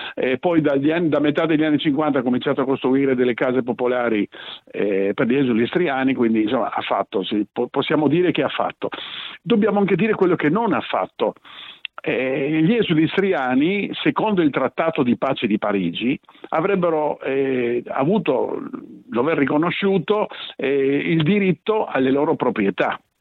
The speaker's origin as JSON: {"language": "Italian", "town": "Trieste", "region": "Friuli-Venezia Giulia", "country": "Italy", "tie": "born or raised there", "said": "io sono nato a Trieste, i miei genitori sono venuti via nel 1945, ognuno dal suo paese, si sono ritrovati qui a Trieste"}